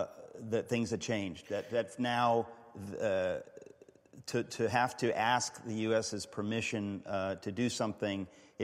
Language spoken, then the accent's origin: English; United States; But just because for Americans, and I'm an American, we're not as familiar with the Suez Crisis